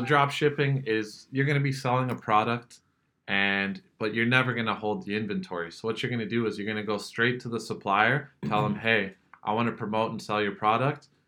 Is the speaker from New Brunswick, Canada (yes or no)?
no; Kitchener, Ontario, Canada; I'm from the Kitchener Waterloo area, so I've pretty much been exposed to the tech entrepreneur scene my whole life.